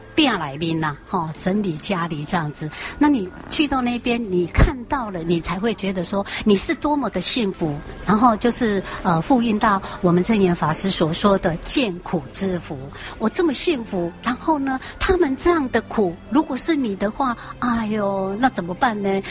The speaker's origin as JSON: {"language": "Chinese", "region": "Taichung", "country": "Taiwan", "said": "九岁就跑到电台啊，哦，台中，我是台中人，啊，台中农民电台呢，去歌唱比赛"}